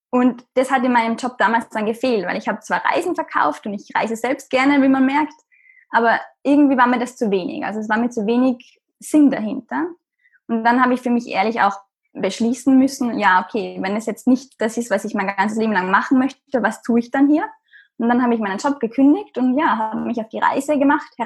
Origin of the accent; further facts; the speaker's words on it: Austria; Matura heißt es bei uns in Österreich. Ich bin, wie man hört, aus Österreich